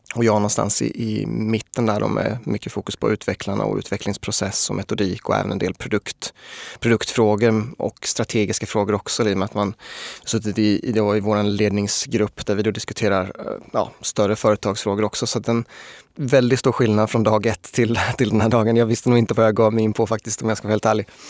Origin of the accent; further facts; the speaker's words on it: Småland, Sweden; also born or lived in Linköping; now in Stockholm, Sweden; Jag är ju uppvuxen eh, nere i Småland